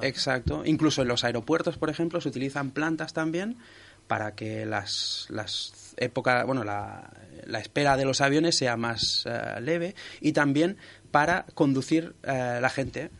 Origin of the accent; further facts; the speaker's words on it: Sabadell, Catalonia, Spain; yo soy de Sabadell